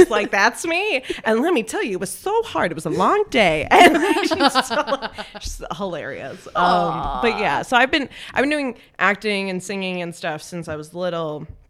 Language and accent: English; Dallas, Texas, United States; I'm from Texas.